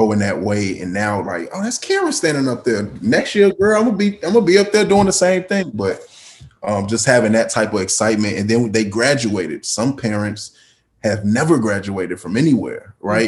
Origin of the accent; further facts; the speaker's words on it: Chicago, Illinois, United States; I live in a city of Chicago. So most people are like, oh, I'm from Chicago, but they live in Matteson, Illinois, or something. Like, I'm really from Chicago